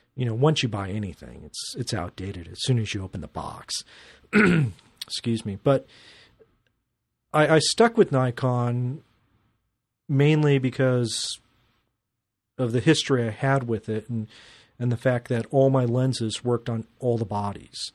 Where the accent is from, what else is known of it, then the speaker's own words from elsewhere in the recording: Glendale, United States; I grew up in Glendale and, uh, was shooting for the Glendale newspaper